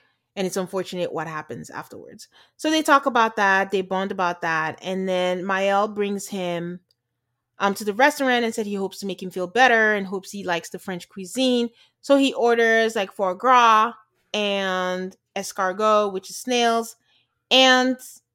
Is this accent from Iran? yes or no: no; Nigeria; moved away; being Nigerian